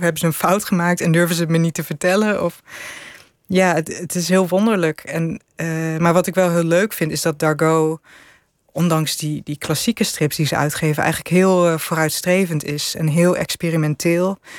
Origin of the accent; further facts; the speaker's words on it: Netherlands; En ik ik zei ja, uit Nederland.